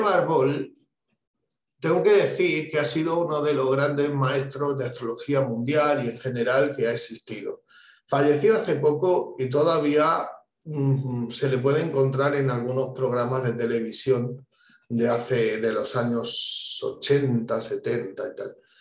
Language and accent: Spanish; Spain; En mi país, en España